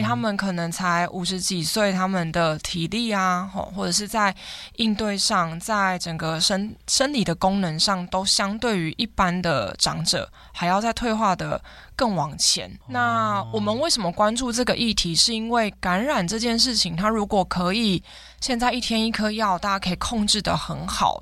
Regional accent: Hengshan, Hsinchu County, Taiwan; 我来自新竹衡山的九站头，我从小在那里长大

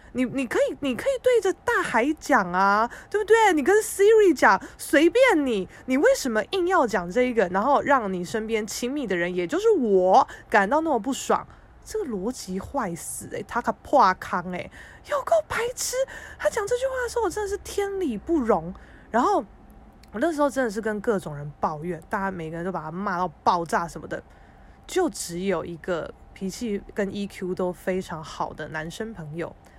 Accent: Keelung, Taiwan; 基隆我的家乡

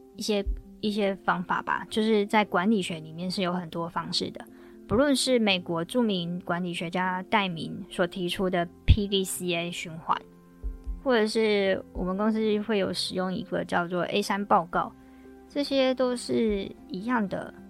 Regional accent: Taiwan; 我们台湾这边

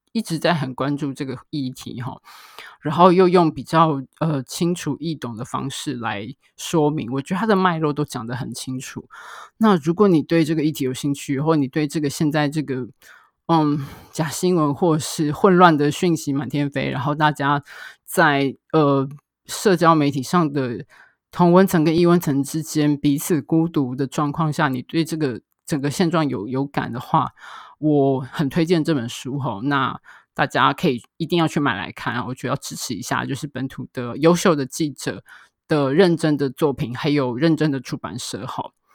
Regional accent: Taiwan; 我们台湾这边

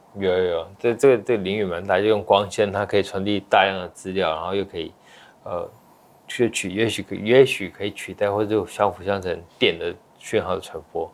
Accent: Taiwan; moved away as an adult; also born or lived in United States; 我其实是在美国出生的哦。我，我爸妈在那边留学生，然后在美国出生，五岁我到台湾来留学，到，嗯，大学毕业，呃，十八年，呃，毕业后又回去美国念书，所以在台湾留学了十八年

